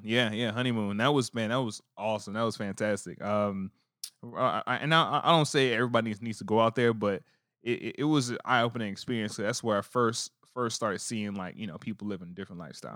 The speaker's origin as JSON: {"language": "English", "town": "New Orleans", "region": "Louisiana", "country": "United States", "tie": "born or raised there", "moved": "yes", "said": "me growing up as a, in New Orleans"}